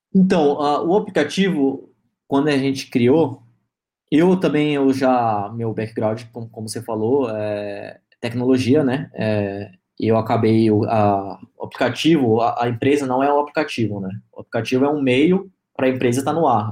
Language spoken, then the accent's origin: Portuguese; Alphaville, São Paulo, Brazil; also born or lived in Manaus / Bahia; Meu pai veio conhecer Alphaville, gostou, e a gente acabou mudando. Estamos aqui já vai é, fazer 20 anos